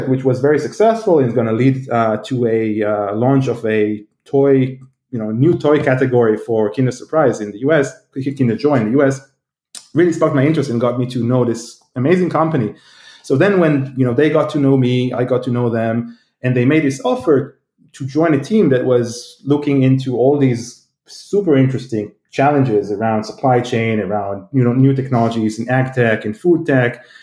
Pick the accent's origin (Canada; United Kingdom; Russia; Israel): Israel; now in United States; you know, I came from Israel, which is quite advanced, but still, these things didn't happen here. And moved to the U.S., and suddenly it's all around.